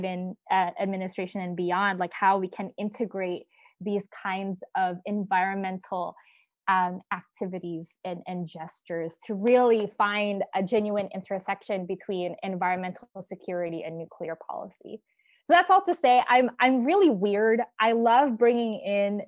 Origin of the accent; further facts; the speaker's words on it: United States; as an American